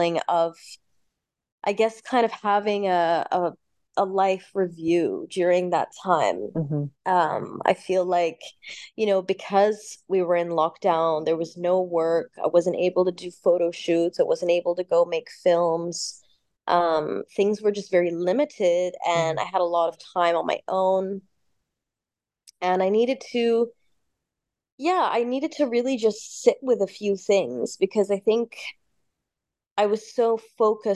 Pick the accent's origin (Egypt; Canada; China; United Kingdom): Egypt; Cairo, Cairo Governorate; moved away; I was actually born in Egypt. So I'm half English, half Egyptian. My mother is Egyptian, father is English. So I spent, you know, a good 10 years of my upbringing in Cairo